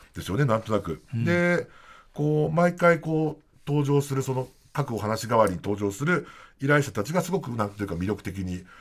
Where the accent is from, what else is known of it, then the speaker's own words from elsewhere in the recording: Niigata, Japan; moved away as an adult; now in Tokyo, Japan; 新潟に帰省する